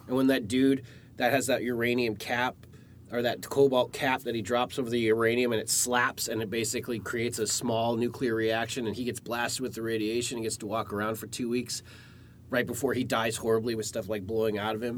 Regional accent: Alaska, United States; I grew up in the Cold War age, uh, like the tail end of the Cold War in Alaska

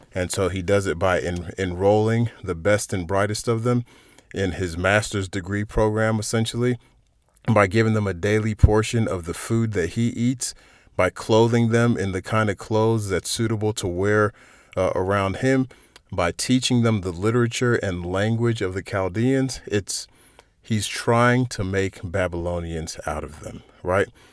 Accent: United States; externally I'm an American and I'm appropriately patriotic

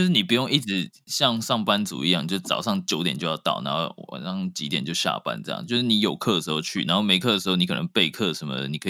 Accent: Taiwan; 至少别的国家我不知道，但是台湾有，因为我从从小在台湾念书嘛

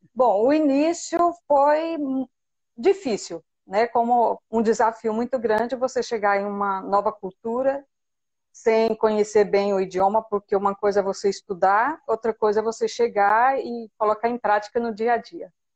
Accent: Mineiros, Goiás, Brazil; moved away as an adult; now in Spain; eu sou da cidade de Mineiros, em Goiás. É, eu nasci, graças a Deus, em um lar evangélico, cresci praticamente dentro da igreja

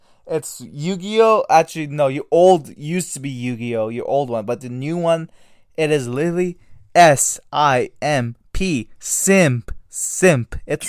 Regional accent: Canada; We're Canadian. Half of all of us are Canadian, bro.

